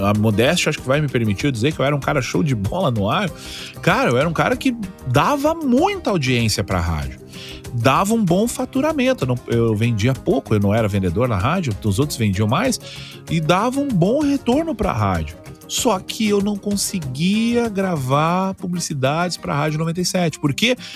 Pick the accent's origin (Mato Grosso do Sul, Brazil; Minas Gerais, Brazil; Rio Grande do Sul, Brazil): Rio Grande do Sul, Brazil; Porto Alegre; accent: Porto Alegre; eu tinha muito problema do porto-alegrês Cara, eu ainda falo um pouco do Porto Alegreza, mas um pouco bem menos.